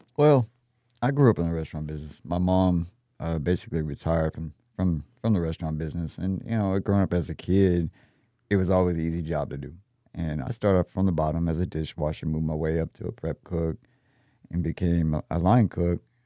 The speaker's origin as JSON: {"language": "English", "region": "Texas", "country": "United States", "also_born_or_lived": "Austin, Texas / San Antonio, Texas", "said": "I'm from Texas."}